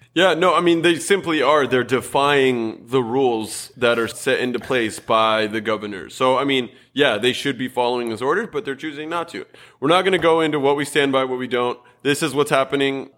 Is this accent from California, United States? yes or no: yes; Southern California, United States; we were raised both in Southern California